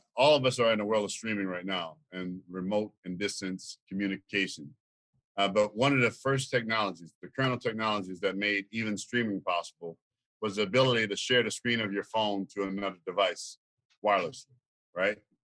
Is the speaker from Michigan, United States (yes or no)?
no; Louisiana, United States; now in Tulsa, United States; I'm from Louisiana.